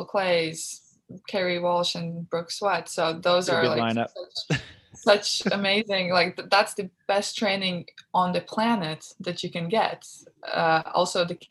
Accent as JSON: {"language": "English", "country": "Latvia", "tie": "born or raised there", "moved": "as an adult", "lives_now": "Los Angeles, United States", "said": "my hometown"}